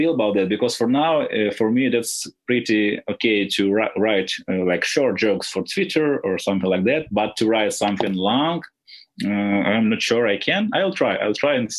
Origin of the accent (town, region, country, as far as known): Nikopol, Dnipropetrovsk Oblast, Ukraine; English is a second language